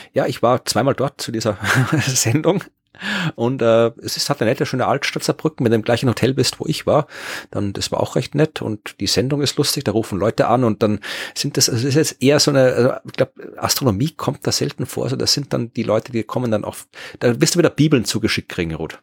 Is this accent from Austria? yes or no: yes; Krems, Lower Austria, Austria; moved away; in Krems, meiner alten Heimat